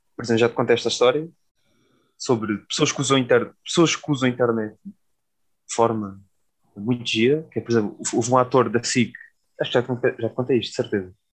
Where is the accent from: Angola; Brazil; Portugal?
Portugal; Alentejo; now in Lisbon, Portugal; sou do Alentejo